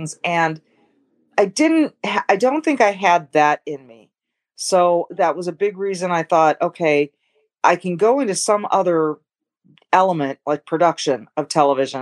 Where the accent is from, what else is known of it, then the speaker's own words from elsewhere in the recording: Manhattan Beach, California, United States; I was born in Manhattan Beach, California